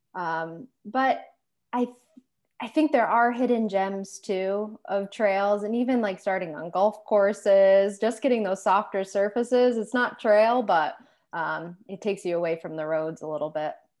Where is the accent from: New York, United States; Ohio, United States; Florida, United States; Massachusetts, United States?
Massachusetts, United States; Western; also born or lived in Maine / Boston area; born and raised Western Massachusetts